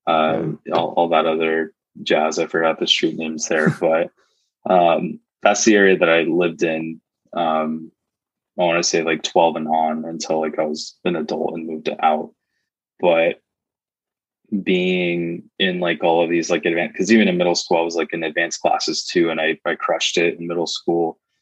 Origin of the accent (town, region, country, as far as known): Modesto, California, United States; born or raised there